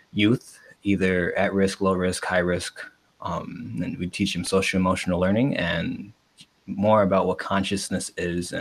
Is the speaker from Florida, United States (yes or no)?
no; Chicago, Illinois, United States; Born and raised in Chicago, grew up in Pilsen